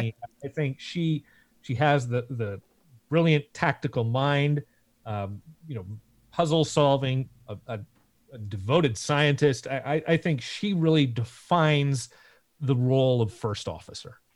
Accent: Seattle, Washington, United States; we're from Seattle

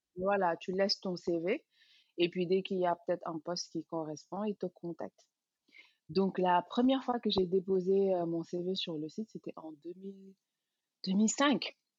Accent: Dakar, Senegal; moved away as an adult; also born or lived in Paris; je suis sénégalaise, euh, née et grandie à Dakar

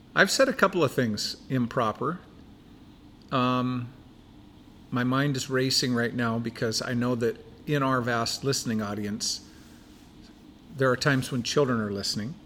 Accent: Buckley, Washington, United States; I grew up in Buckley, Washington

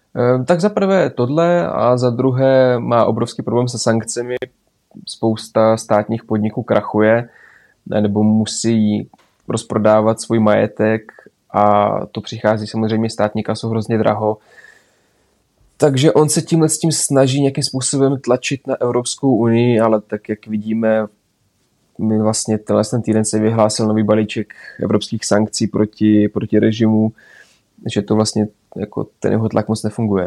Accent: Belarus; also born or lived in Adršpach, Czech Republic; now in Czech Republic

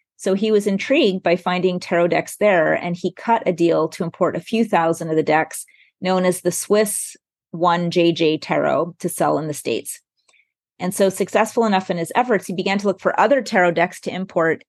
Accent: Montreal, Quebec, Canada; I come from Montreal

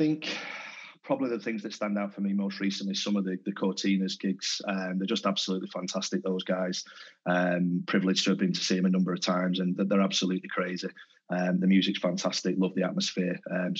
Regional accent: Denton, North West England, United Kingdom; I'm from Denton originally, in Tameside.

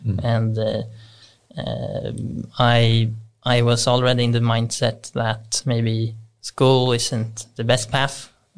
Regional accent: Stockholm, Stockholm County, Sweden

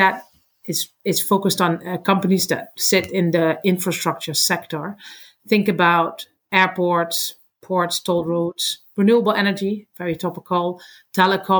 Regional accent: Netherlands; I'm from the Netherlands

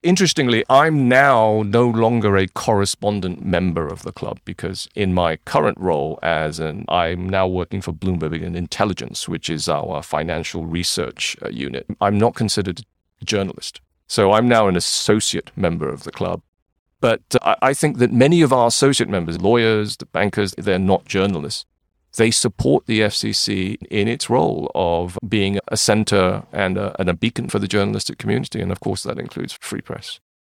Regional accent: Malaysia; also born or lived in Manchester, United Kingdom / Singapore; now in Hong Kong; when I was a child growing up in Malaysia

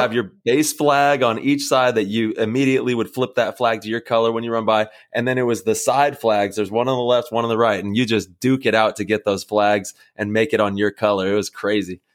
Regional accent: Modesto, California, United States; growing up in Modesto

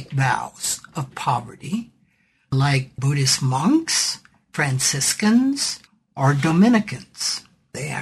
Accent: South Dakota, United States; my home state of South Dakota

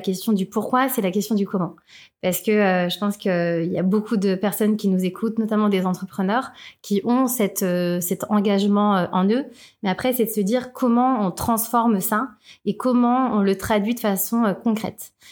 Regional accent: Thonon-les-Bains, Auvergne-Rhône-Alpes, France; dans ma ville natale, tenons les mains

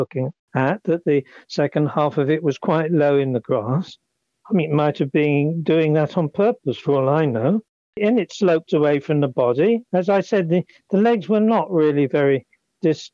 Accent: England, United Kingdom; also born or lived in Surrey / France; Being an Englishman

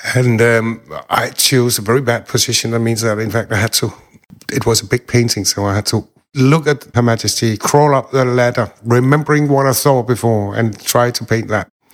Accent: Denmark; I am from Denmark. I'm living here most of my time.

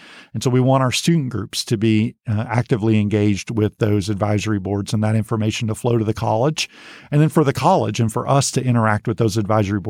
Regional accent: Godley, Texas, United States; She's a teacher's aide at the same school that I grew up in Godley.

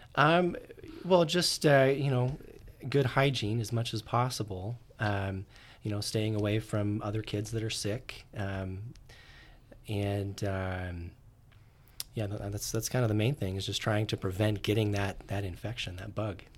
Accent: Orem, Utah, United States; I grew up in Orem, Utah

